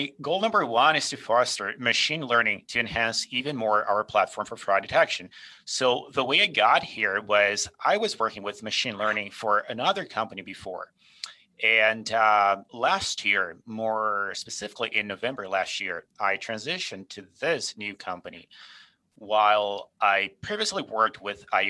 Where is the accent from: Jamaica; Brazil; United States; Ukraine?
Brazil; moved away as an adult; also born or lived in Calgary, Canada; now in Canada; I grew up in Brazil. I was born and raised there.